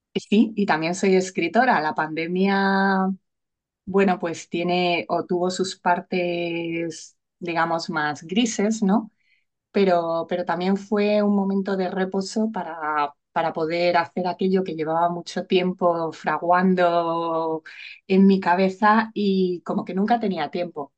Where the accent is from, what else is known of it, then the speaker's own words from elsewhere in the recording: Madrid, Community of Madrid, Spain; moved away as an adult; now in Alicante, Spain; yo vivo en Alicante, vivo aquí desde hace 18 años, aunque soy madrileña